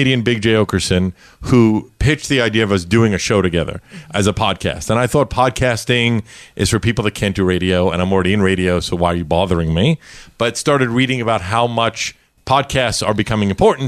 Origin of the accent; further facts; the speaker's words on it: New York City, New York, United States; I grew up in Brooklyn, New York